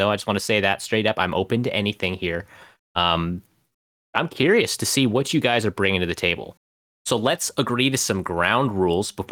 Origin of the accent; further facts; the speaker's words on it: London, United Kingdom; I'm from London.